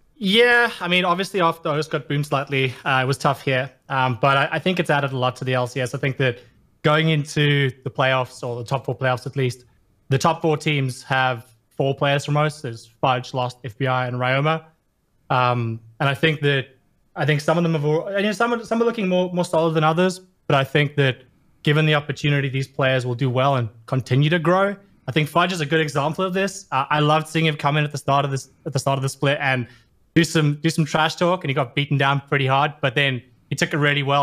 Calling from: Sydney, New South Wales, Australia; I am calling from Sydney, Australia.

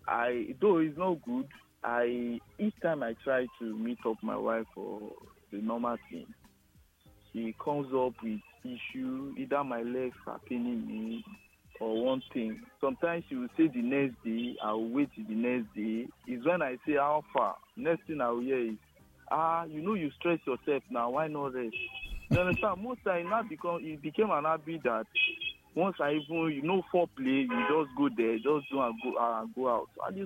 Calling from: Ijesha, Osun, Nigeria; I'm calling from Ijesha.

